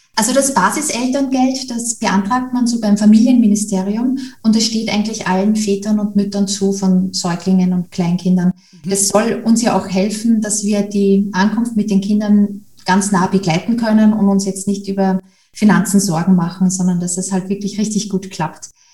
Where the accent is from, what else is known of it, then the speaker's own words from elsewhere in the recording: Austria; Ich komme ja aus Österreich